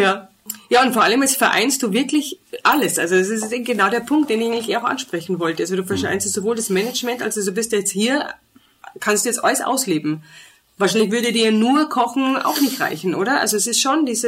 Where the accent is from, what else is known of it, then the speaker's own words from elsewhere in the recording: Germany; now in Austria; ich bin auch Deutsche